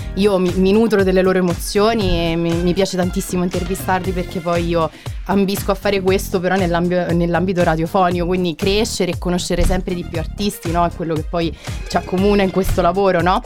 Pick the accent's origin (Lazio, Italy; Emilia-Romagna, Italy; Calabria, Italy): Lazio, Italy; Rieti; also born or lived in Terni; now in Perugia, Italy; io poi sia di Riedi, quindi sono umbra adottata praticamente perché sono sarei laziale